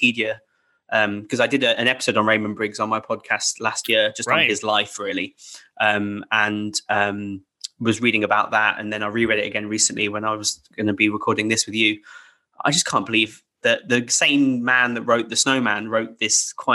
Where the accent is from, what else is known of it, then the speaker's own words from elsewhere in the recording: England, United Kingdom; as a British Christmas kid